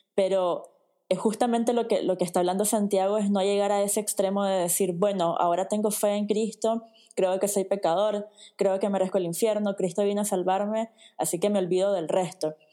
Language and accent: Spanish; Nicaragua; en mi país, en Nicaragua